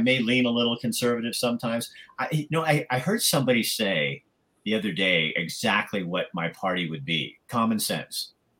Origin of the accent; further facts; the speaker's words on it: Portland, Oregon, United States; that's Portland. That's like my hometown area